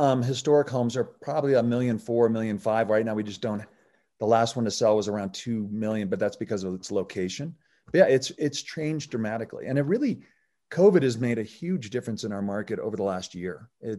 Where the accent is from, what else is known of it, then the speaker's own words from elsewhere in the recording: Oregon, United States; because I came from Oregon and you can buy a house for Oregon for, you know, lunch money.